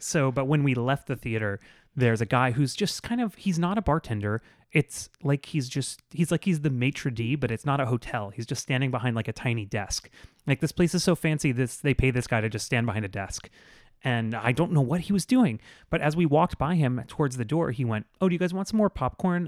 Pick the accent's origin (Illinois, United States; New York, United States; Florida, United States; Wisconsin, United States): Florida, United States; South; also born or lived in Tallahassee; I'm from South Florida, I went to college in Tallahassee